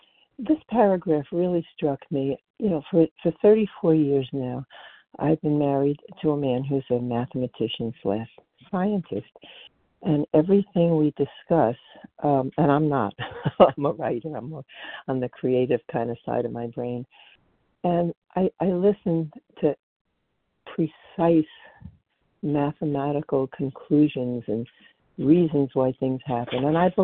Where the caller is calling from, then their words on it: Colchester, Vermont, United States; I'm calling in from Colchester, Vermont.